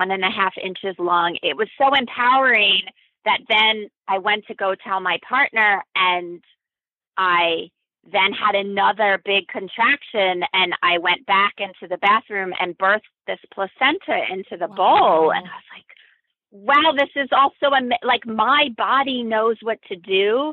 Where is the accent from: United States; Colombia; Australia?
United States; East Coast; now in Berkeley, United States; I'm originally from the East Coast